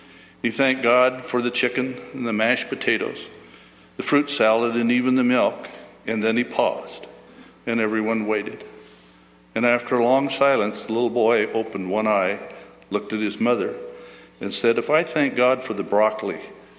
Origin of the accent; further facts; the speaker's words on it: Idaho, United States